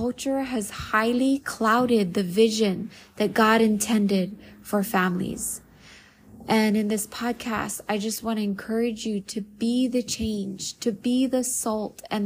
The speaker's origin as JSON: {"language": "English", "town": "Waianae", "region": "Hawaii", "country": "United States", "tie": "born or raised there", "lives_now": "Maui, United States", "said": "I am an island girl born and raised in Waianae, Hawaii. Currently living in Maui."}